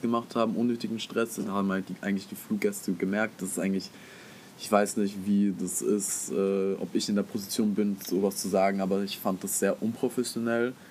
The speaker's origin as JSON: {"language": "German", "country": "Germany"}